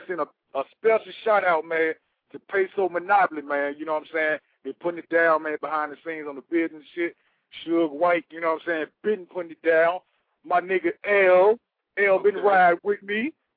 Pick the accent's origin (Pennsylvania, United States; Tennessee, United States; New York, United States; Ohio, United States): Tennessee, United States; Memphis; now in Atlanta, United States; I'm originally from Memphis. I'm in Atlanta right now